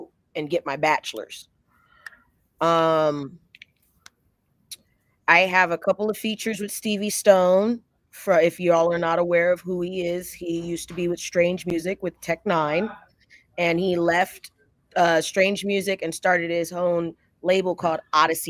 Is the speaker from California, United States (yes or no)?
yes; Los Angeles, California, United States; I'm originally from Los Angeles, California.